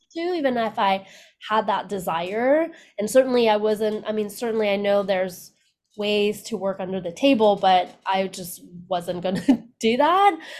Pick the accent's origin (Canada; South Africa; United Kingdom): Canada; moved away as an adult; also born or lived in Vietnam; now in United States; I was born in Vietnam right after the war, and then we left Vietnam and immigrated to Canada.